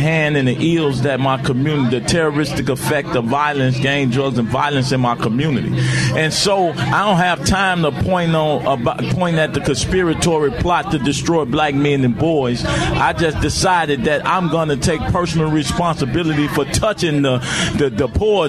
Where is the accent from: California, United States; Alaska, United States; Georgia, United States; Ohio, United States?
California, United States; Inglewood